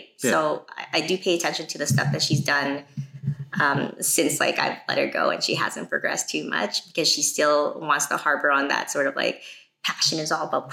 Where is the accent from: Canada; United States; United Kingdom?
Canada; I'm from Canada